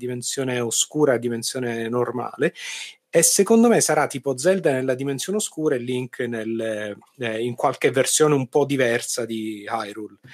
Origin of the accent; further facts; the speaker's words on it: Sicily, Italy; accent: Sicilian; pure ah, io ah, sono siciliano. Con, Salve, questo, con questo, accento cioè. tipico, tipico accento siciliano.